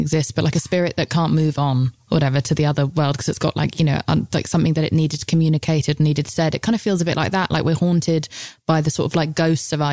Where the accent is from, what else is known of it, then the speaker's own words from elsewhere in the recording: United Kingdom; especially as British people